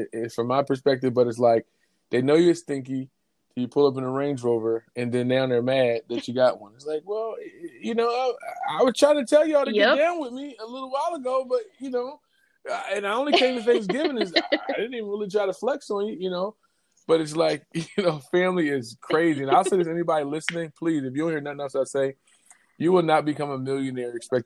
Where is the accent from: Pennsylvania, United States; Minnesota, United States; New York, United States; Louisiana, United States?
Pennsylvania, United States; Philadelphia; I grew up in Philly